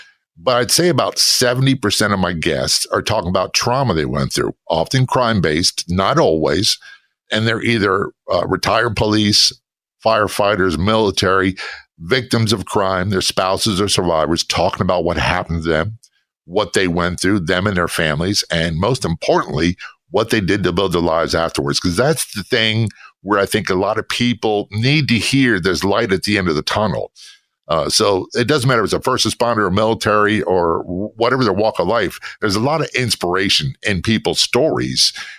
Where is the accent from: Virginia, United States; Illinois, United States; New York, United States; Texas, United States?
Virginia, United States; Norfolk; also born or lived in New Jersey / Spain / Tennessee; So I was born in New Jersey. I lived in Spain. I lived in Tennessee. And I spent most of my childhood, formative years, in Norfolk, Virginia Beach area of Virginia.